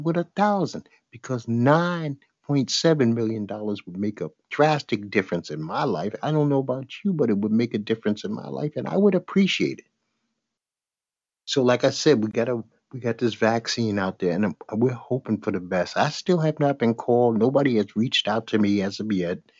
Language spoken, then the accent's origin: English; New York City, New York, United States; I'm from Bed-Stuy, Brooklyn. I grew up with the Jump Out Boys